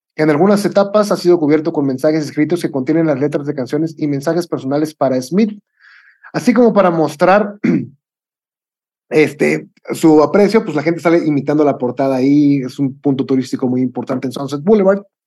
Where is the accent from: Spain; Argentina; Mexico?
Mexico; como buen mexicano